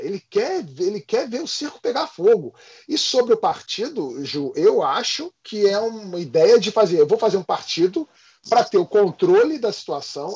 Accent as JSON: {"language": "Portuguese", "region": "Rio de Janeiro", "country": "Brazil", "said": "a gente é do Rio de Janeiro"}